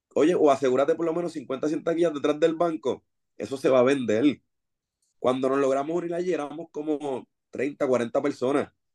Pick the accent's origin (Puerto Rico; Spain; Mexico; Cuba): Puerto Rico; Bayamón; yo soy de Bayamón, obviamente somos vaqueros full